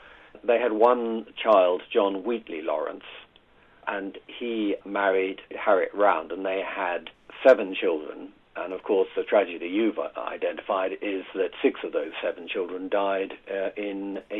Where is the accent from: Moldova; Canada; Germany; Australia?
Australia; moved away; also born or lived in Northern Ireland; My father was born in India, my mother was born in Northern Ireland. My first four were born in India, and the rest of us were born in Ireland. Mostly I grew up in Australia.